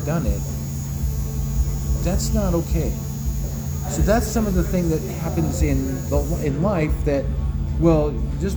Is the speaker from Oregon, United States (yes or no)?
yes; Elgin, Oregon, United States; I grew up in Elgin, Oregon